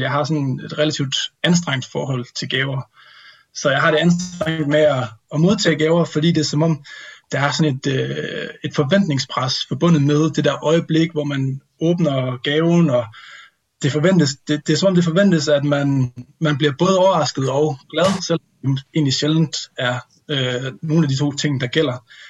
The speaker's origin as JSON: {"language": "Danish", "town": "Vodskov", "region": "North Denmark Region", "country": "Denmark", "moved": "yes", "said": "jeg sidder her på øh, juleferie øh, hjemme med mine forældre i Voskov i Nordjylland"}